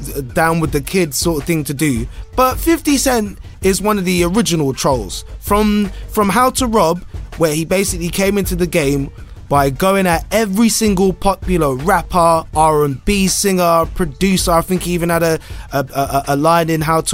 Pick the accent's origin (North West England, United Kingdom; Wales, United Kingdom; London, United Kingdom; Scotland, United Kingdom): London, United Kingdom; where are you from? And I went London